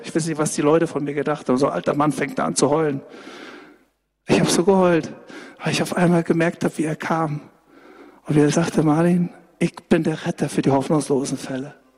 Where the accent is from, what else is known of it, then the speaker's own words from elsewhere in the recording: Saxony, Germany; bei uns in Sachsen